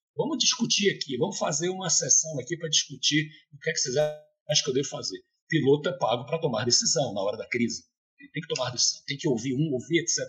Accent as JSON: {"language": "Portuguese", "region": "Bahia", "country": "Brazil", "said": "Eu, como um bom baiano"}